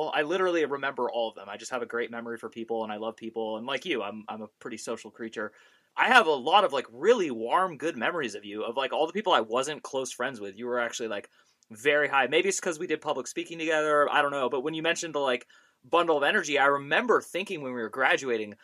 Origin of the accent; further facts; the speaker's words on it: United States; also born or lived in Thailand; I'm totally American